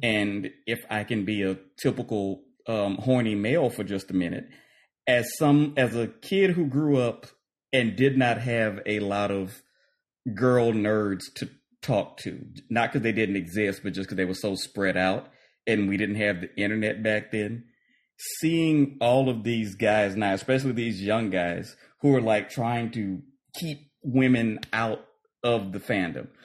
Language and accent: English; Lake Charles, Louisiana, United States; moved away; my hometown, Lake Charles